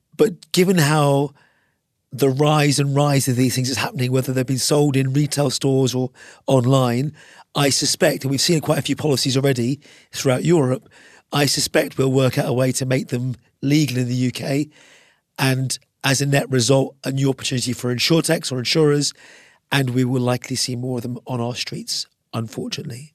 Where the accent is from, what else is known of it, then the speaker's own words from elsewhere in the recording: Ireland; I'm an Irishman